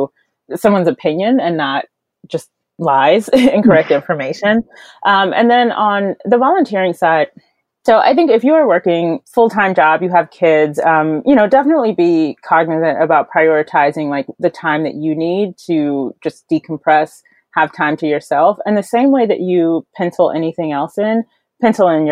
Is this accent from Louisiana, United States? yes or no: no; North Carolina, United States; I'm from North Carolina